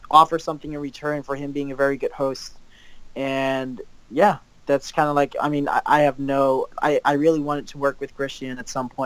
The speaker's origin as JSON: {"language": "English", "country": "Netherlands", "tie": "born or raised there", "said": "some video work for companies localized here in the Netherlands and like in my hometown"}